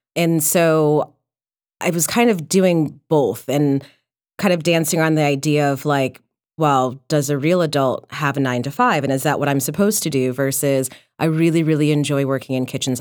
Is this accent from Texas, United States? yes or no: no; Detroit, Michigan, United States; I was born and raised in Detroit